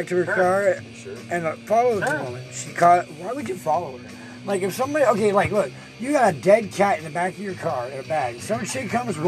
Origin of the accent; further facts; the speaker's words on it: South Carolina, United States; we grew up in South Carolina